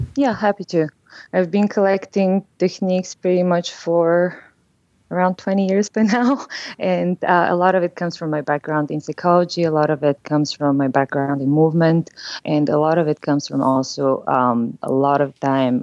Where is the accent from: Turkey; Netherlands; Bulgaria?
Bulgaria; English is a second language; now in San Francisco, United States; I'm originally from Bulgaria, so I know that my accent is something that people notice when I speak.